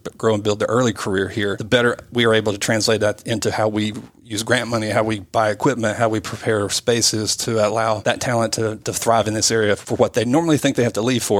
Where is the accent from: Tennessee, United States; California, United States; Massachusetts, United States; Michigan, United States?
Tennessee, United States; Northeast; I'm an entrepreneur from Northeast Tennessee